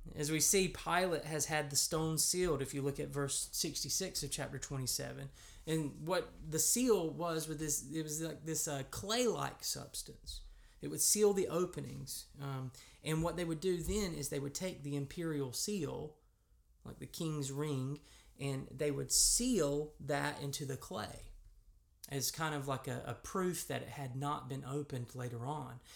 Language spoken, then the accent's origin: English; United States; accent: American; if you're like me, and you grew up in America